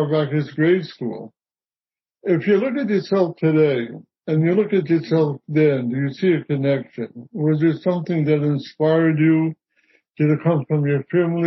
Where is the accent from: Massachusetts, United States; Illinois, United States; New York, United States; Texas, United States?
New York, United States; New York City; I'm born and bred a New Yorker.